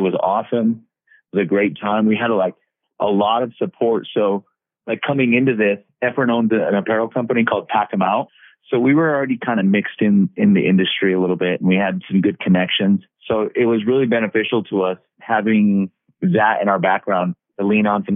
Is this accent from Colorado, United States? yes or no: yes; Southern Colorado, United States; I grew up in Southern Colorado in a small town.